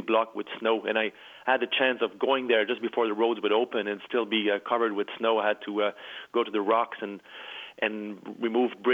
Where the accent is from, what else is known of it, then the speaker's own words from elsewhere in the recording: Chicoutimi, Quebec, Canada; also born or lived in Montreal; now I'm back in my hometown in Chicoutimi